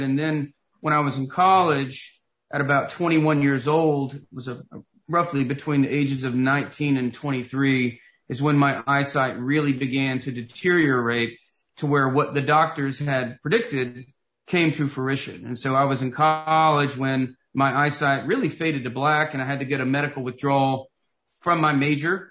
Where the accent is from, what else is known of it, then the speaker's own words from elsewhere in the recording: Knoxville, Tennessee, United States; moved away as an adult; I grew up in Knoxville, Tennessee, and lived there for the first 25 years of my life